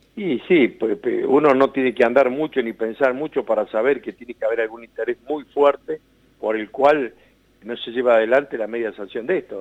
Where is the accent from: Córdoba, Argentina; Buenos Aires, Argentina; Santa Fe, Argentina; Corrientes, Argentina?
Córdoba, Argentina; Serrano; de Serrano Córdoba, de mi pueblo